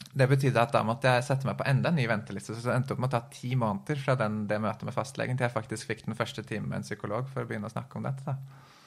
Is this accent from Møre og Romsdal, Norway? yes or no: no; Oslo, Norway; jeg er født i Oslo